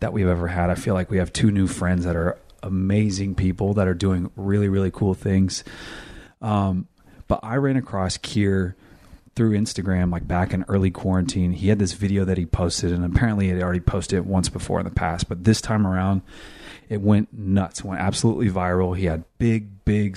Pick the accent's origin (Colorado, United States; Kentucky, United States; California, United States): California, United States; Elk Grove; I'm from Elk Grove, California.